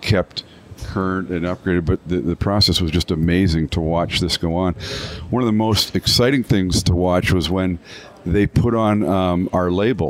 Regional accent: Canada; now in Michigan, United States; even though I'm a Canadian by birth

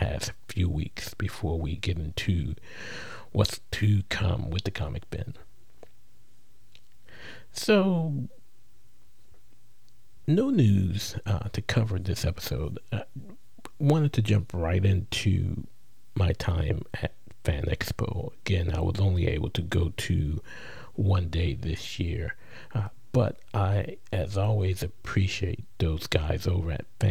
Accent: New Orleans, Louisiana, United States; the Crescent City, which is my hometown

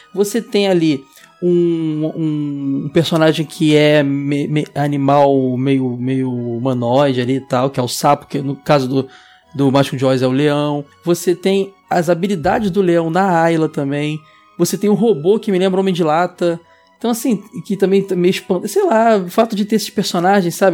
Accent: Rio de Janeiro, Brazil; sou de Bangu, sempre serei

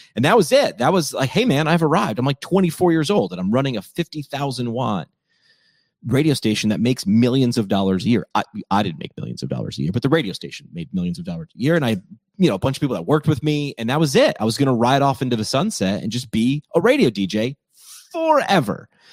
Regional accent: upstate New York, United States; moved away as an adult; also born or lived in Northeast Pennsylvania; my hometown in upstate New York

